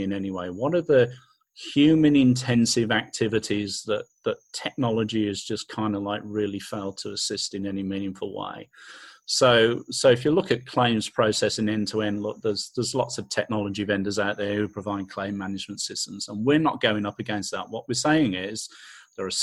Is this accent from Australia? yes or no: yes; Australia; we're Australian, right? We don't even speak the same kind of English